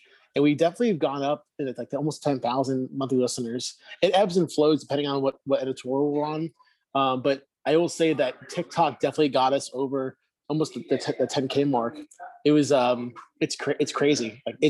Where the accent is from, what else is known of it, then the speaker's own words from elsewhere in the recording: Miami, Florida, United States; Whereas in Miami, it's like when growing up in Miami, you see a celebrity of any kind, there's like people trying to take selfies